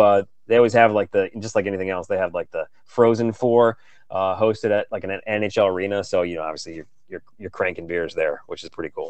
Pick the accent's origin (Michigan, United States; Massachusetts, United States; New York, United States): Michigan, United States; Detroit; now in Seattle, United States; I grew up in Detroit, Michigan